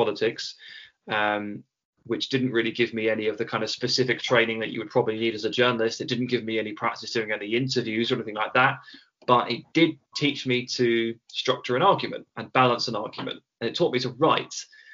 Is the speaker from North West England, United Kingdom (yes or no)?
no; Hampshire, South East England, United Kingdom; moved away as an adult; also born or lived in Birmingham / Bristol; now in London, United Kingdom; I was born in Birmingham, the Birmingham in England, and then I moved to Hampshire, the Hampshire in England, and then I went to university in Bristol, the Bristol in England, before I finally settled down in London